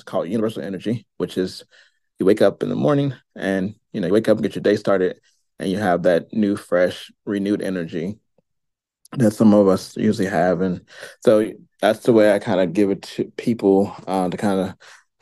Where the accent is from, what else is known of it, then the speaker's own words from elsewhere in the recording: St. Louis, Missouri, United States; I am from St. Louis, Missouri. I am born and raised here